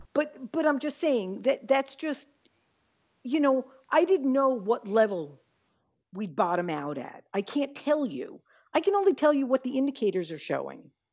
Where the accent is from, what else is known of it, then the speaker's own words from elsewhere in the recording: New York, United States; now in Midwest, United States; I was just in New York, which is my hometown